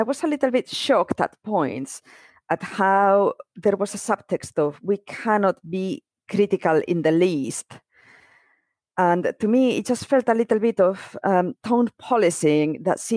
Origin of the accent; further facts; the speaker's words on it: Spain; moved away as an adult; now in United Kingdom; I am from Spain. I grew up in Spain. I've been in the UK for 20 years now.